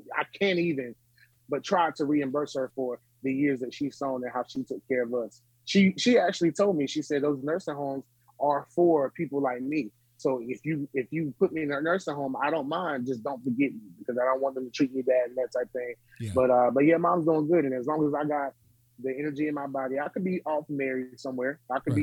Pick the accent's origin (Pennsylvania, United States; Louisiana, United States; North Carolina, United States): North Carolina, United States; Smithfield; I was born and raised in Smithfield, North Carolina